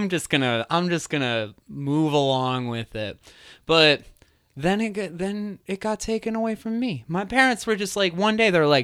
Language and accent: English; East Coast, United States; I grew up on the East Coast.